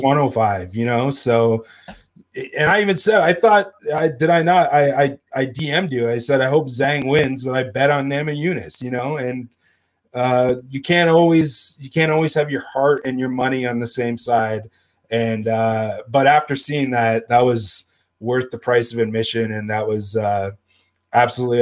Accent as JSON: {"language": "English", "region": "Northern Ontario", "country": "Canada", "said": "I'm from Northern Ontario"}